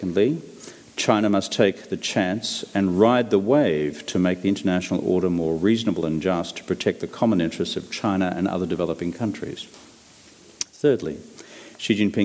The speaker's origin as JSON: {"language": "English", "country": "Australia"}